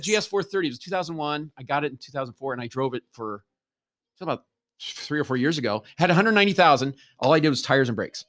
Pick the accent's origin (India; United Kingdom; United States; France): United States; Nebraska; moved away; I grew up in Nebraska